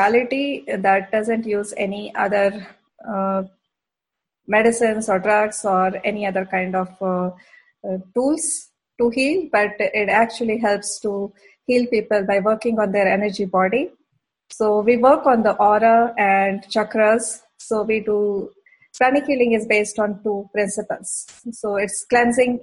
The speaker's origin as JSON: {"language": "English", "town": "Bhilai", "region": "Chhattisgarh", "country": "India", "tie": "born or raised there", "also_born_or_lived": "Middle East", "moved": "as an adult", "lives_now": "Alberta, Canada", "said": "I grew up actually in a very small industrial township in center part of India. And that name of the town is called Bhilai Nagar"}